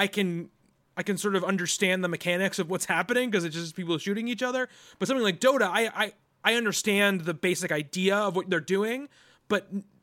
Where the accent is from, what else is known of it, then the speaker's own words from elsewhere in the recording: New York, United States; I am from New York